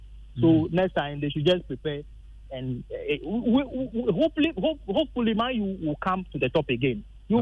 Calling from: Hohoe, Volta, Ghana; this is … from Hohoi.

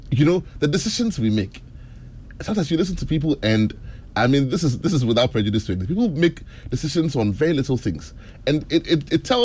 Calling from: Accra, Greater Accra, Ghana; calling from Accra.

